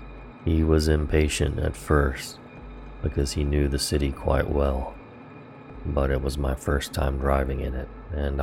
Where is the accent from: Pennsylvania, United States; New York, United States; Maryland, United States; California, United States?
Maryland, United States